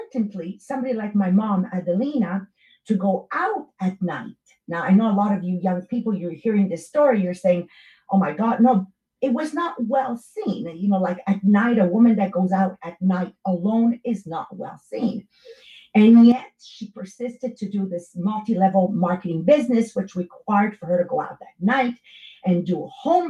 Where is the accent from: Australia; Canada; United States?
Canada; Montreal, Quebec; English is a second language; I'm from East End, Montreal, Italian, Francophone area. So you're going to get that accent in my English